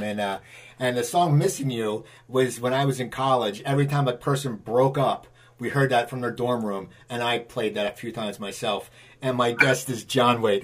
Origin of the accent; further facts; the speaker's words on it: East Coast, United States; also born or lived in Burbank, California; I grew up on the East Coast